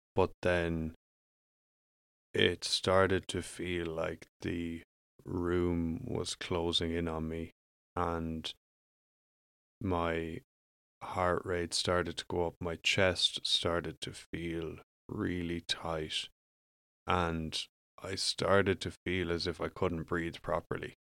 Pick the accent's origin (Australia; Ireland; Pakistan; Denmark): Ireland; moved away as an adult; I grew up in Ireland